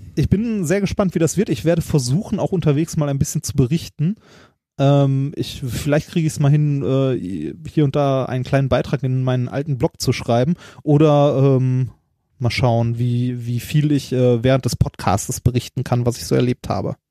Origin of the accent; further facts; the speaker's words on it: Germany; bei uns in Deutschland